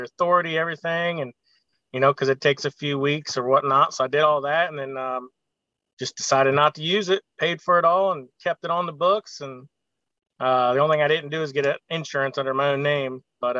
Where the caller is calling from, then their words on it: Columbus, Ohio, United States; I'm in Columbus, Ohio.